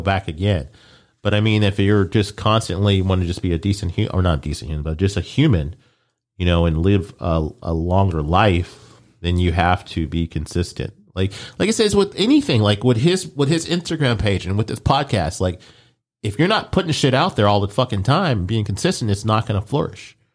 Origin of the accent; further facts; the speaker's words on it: Omaha, Nebraska, United States; moved away; I was born there. I was born in Omaha